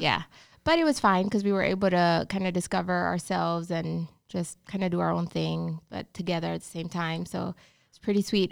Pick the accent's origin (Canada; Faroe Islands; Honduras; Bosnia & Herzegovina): Honduras; English is a second language; moved away as an adult; also born or lived in Georgia, United States; now in Charlotte, United States; I'm from Honduras. Yeah, so born and raised